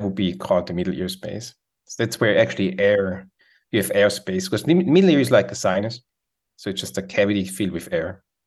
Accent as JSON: {"language": "English", "country": "Switzerland", "second_language": "English", "moved": "as an adult", "lives_now": "United States", "said": "as you can hear, I have an accent, so I'm from Switzerland"}